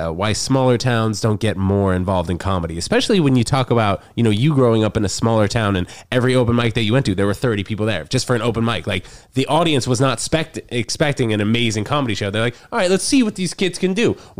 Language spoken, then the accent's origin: English; New York, United States; I went to high school in New York City